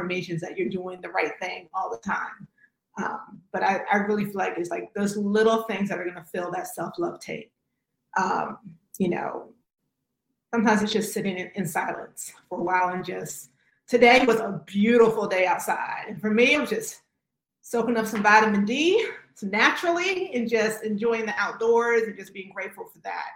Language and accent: English; Virginia, United States; moved away; also born or lived in North Carolina; I'm originally from Virginia, with the school in North Carolina.